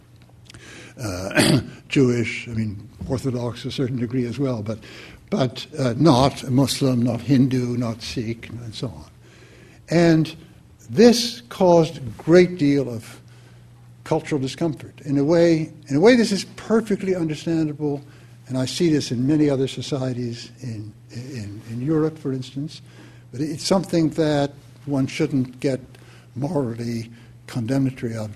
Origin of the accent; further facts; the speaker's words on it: Quebec, Canada; We come from Quebec